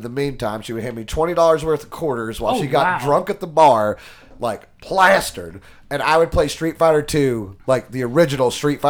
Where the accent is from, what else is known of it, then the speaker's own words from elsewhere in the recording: Strawberry Plains, Tennessee, United States; I grew up in Strawberry Plains, Tennessee. Strawberry Plains has three things: an elementary school, a trailer park, and a laundromat.